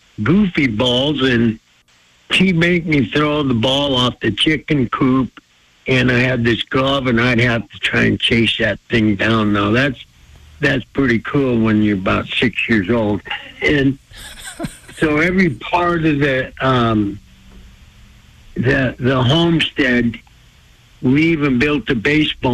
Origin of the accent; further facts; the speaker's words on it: Blackfeet Reservation, Montana, United States; I was raised on the Blackfeet Reservation, a place they call Seville Flats